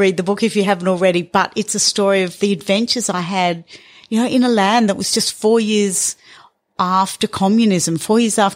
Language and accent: English; north of Alice Springs, Northern Territory, Australia; I grew up here in Central Australia. My parents moved here in the 60s, and so my life, my childhood was north of Alice, completely isolated